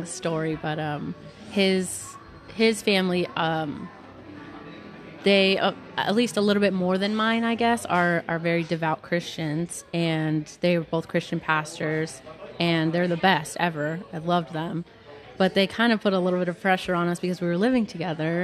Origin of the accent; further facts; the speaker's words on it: California, United States; I grew up in California I went to a good school